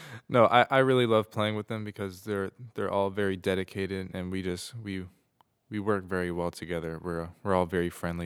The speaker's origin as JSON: {"language": "English", "town": "Arlington", "region": "Virginia", "country": "United States", "said": "I'm from Arlington, Virginia, and I play the trombone"}